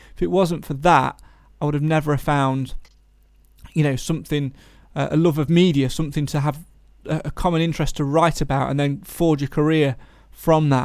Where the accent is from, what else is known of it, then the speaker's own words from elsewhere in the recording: Nottinghamshire, East Midlands, United Kingdom; We're from Nottinghamshire